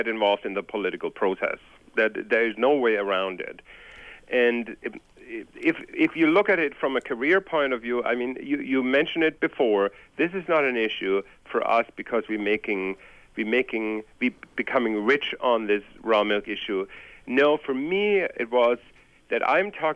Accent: Germany; moved away; I'm originally from Germany, and I have gone through post-war grew up during post-war

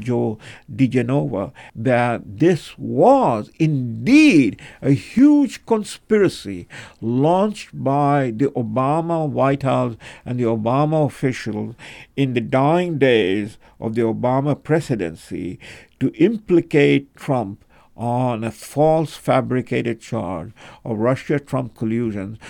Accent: Kolkata, West Bengal, India; I was born in Calcutta

